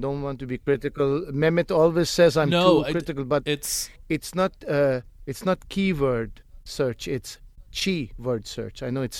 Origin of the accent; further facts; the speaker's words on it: Santa Barbara, California, United States; born there; Sure. Santa Barbara. I was born in Santa Barbara. And in Santa Barbara, there my parents were also born.